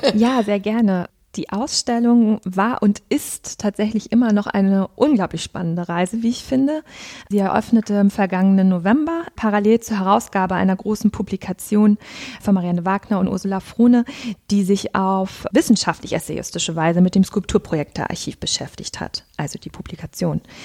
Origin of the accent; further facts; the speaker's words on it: Rostock, Mecklenburg-Vorpommern, Germany; moved away as an adult; also born or lived in Greifswald / Berlin; now in Münster, Germany; Ich bin in Rostock geboren worden und habe dann in Greifswald und dann in Berlin Kunst und Bildgeschichte studiert.